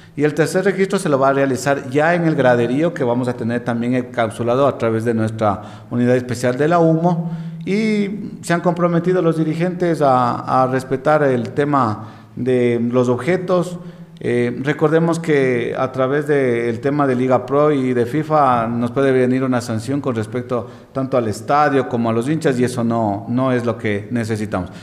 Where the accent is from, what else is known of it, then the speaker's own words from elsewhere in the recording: Ecuador; todos somos hermanos ecuatorianos